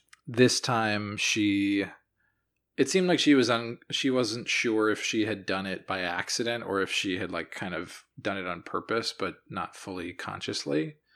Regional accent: Brooklyn, New York, United States; I'm from Brooklyn.

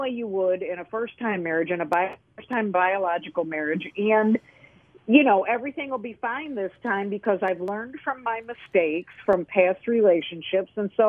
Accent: Lockport, New York, United States; now in the South, United States; I'm originally from Western New York

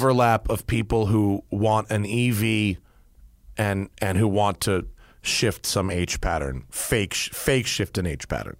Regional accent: United States; as an American

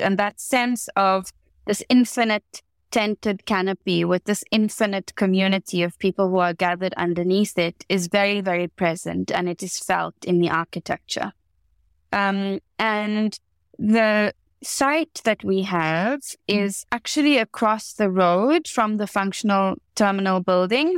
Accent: South Africa; growing up in the Rainbow Nation

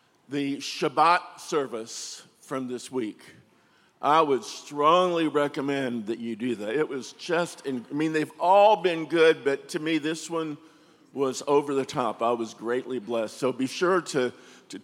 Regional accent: United States; I'm an American?

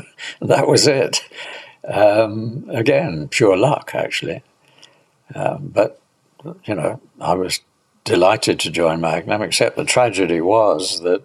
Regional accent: United Kingdom; being a Brit, I didn't say, look, I think you're a great photographer.

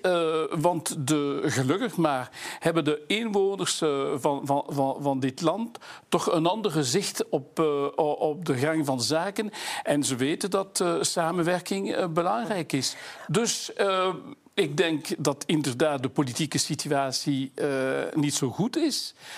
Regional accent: Wallonia, Belgium; Ik voel me ook Waal. ik voel me Franstalig

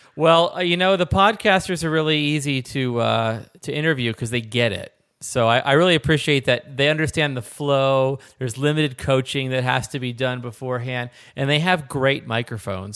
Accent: Philadelphia, Pennsylvania, United States; I'm from the Philadelphia area, so we say hoagies

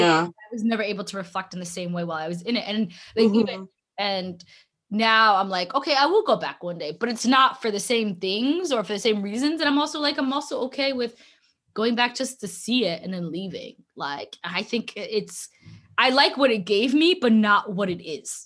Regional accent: Ottawa, Ontario, Canada; In Ottawa.

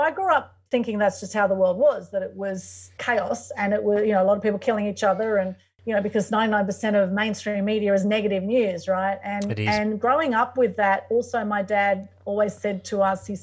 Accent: Sydney, New South Wales, Australia; I was born in Sydney to Greek, Turkish and Ukrainian parents and heritage

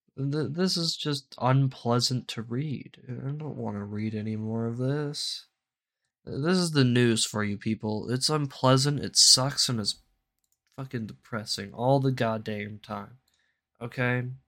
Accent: United States; I'm an American

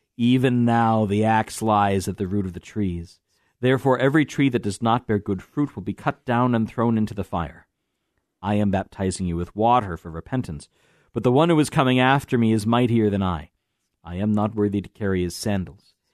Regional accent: Iowa, United States; I'm from Iowa

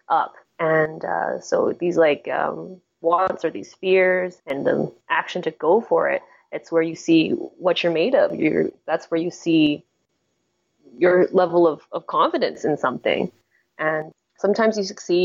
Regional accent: Canada; also born or lived in Hong Kong; I was born in Hong Kong, but I was raised in Canada since I was like a baby, since I was 6 months old.

